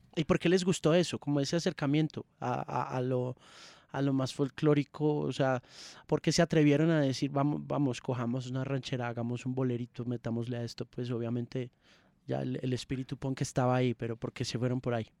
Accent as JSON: {"language": "Spanish", "country": "Colombia", "also_born_or_lived": "Manizales", "said": "no soy bogotano, pero soy colombiano"}